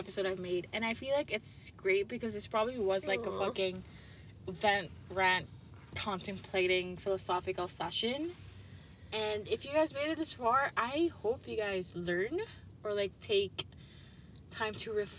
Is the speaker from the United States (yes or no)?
no; Philippines; I grew up here, I know the place